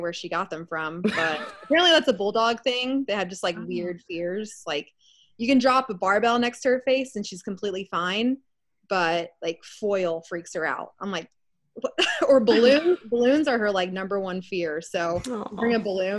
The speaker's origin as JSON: {"language": "English", "town": "Austin", "region": "Texas", "country": "United States", "tie": "born or raised there", "also_born_or_lived": "Orlando, Florida", "said": "I'm born and raised in Austin. Been here for almost 27 years"}